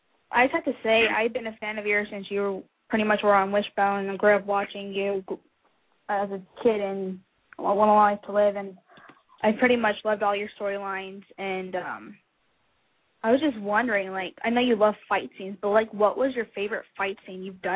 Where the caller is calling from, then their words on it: Houston, Texas, United States; Houston, Texas.